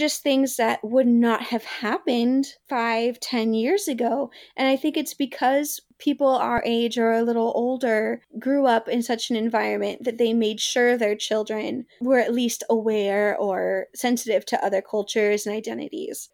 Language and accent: English; the South, United States; me growing up in the South